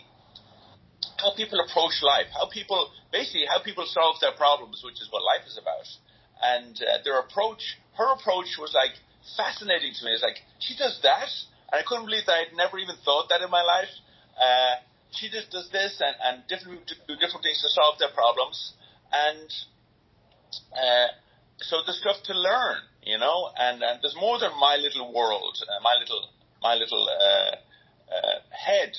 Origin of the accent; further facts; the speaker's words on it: Enfield, Leinster, Ireland; moved away as an adult; also born or lived in England / New York; we moved from England to Ireland